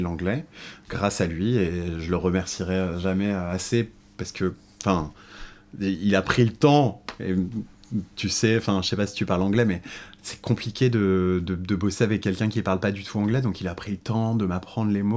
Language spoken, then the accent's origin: French; Paris suburbs, Île-de-France, France; now in Paris, France; je suis né en banlieue parisienne. Euh, j'ai grandi